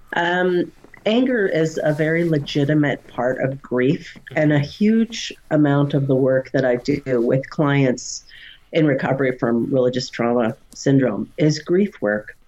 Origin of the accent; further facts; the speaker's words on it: Canada; I just love being Canadian.